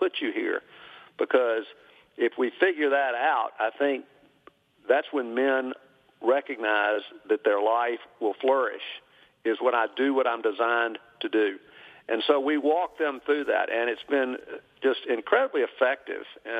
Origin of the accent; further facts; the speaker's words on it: Birmingham, Alabama, United States; also born or lived in Tennessee; I was born and raised here in Birmingham.